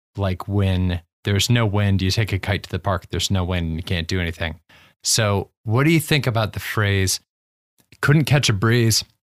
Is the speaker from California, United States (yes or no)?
no; Ohio, United States; we're both from Ohio